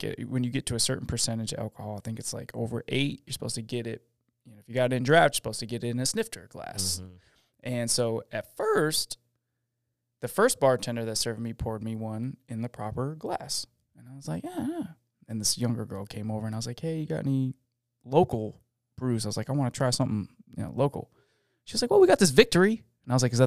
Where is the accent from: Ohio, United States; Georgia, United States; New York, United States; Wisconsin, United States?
New York, United States; Syracuse; moved away; I'm from Syracuse